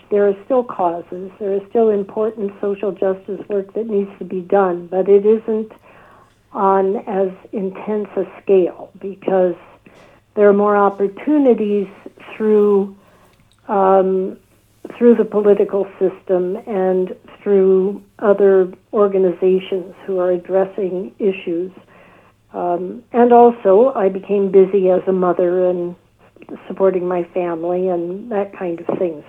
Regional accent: United States; also born or lived in White Plains, New York; I grew up in the United States

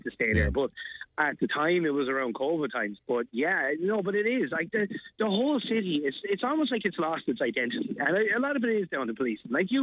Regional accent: Dublin, Leinster, Ireland; moved away as an adult; now in Tipperary, Ireland; we're originally from Dublin. Now we're down here like 22 years now

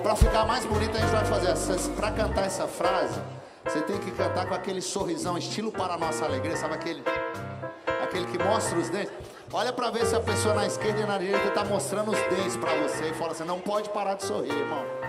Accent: Brasília, Federal District, Brazil; a gente é lá de Brasília

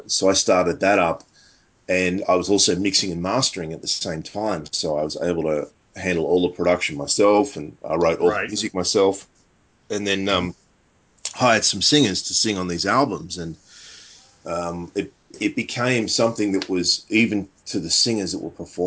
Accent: Sydney, New South Wales, Australia; born and raised in Sydney, Australia

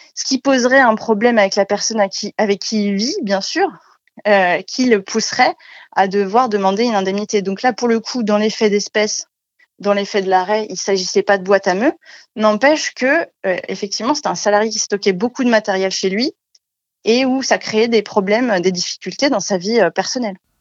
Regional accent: France; moved away as an adult; also born or lived in Strasbourg / Paris; now in Chalon-sur-Saône, France; Je suis née à, Lusie, enfin j'ai grandi à Lusy, un, village de 2000 habitants

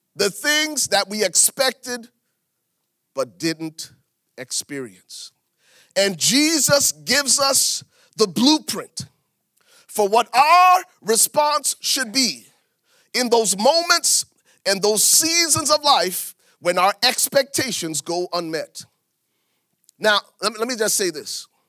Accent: Liberia; moved away as an adult; now in United States; I was born in Liberia, West Africa. Lived in Africa until I was twenty-one before I came to America

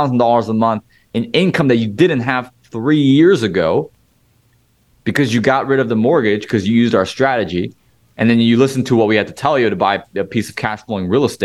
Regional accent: Illinois, United States; I've done most of my deals here in Illinois, my home state

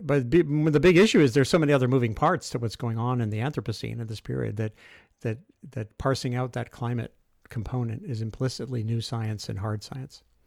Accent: Rhode Island, United States; I grew up in Rhode Island

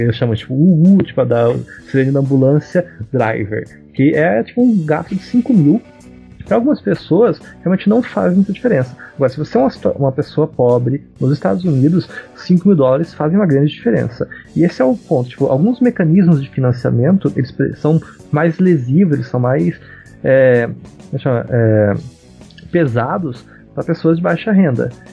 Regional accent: Paraná, Brazil; eu sou do Paraná também

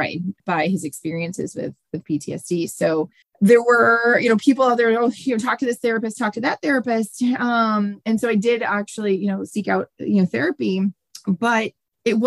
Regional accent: Central Massachusetts, United States; I grew up in Central Mass

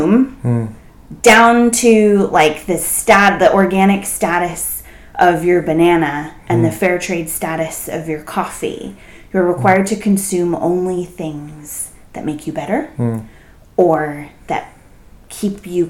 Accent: San Francisco Bay Area, California, United States; I grew up in the San Francisco Bay Area

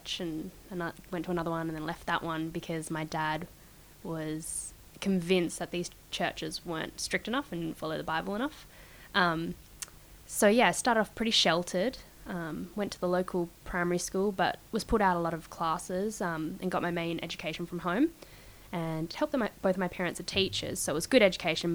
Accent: Wheatbelt, Western Australia, Australia; also born or lived in Perth / Europe; I was originally in Klingri, which is in the Wheat Belt

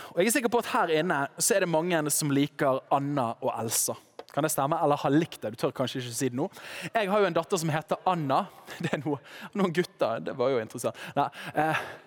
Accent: Western Norway, Norway; Nå kommer jeg fra Vestlandet

